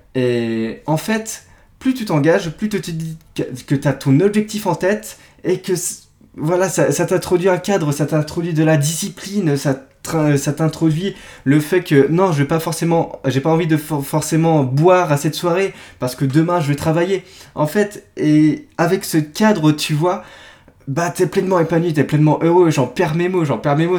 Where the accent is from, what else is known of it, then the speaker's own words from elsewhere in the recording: Brittany, France; je suis breton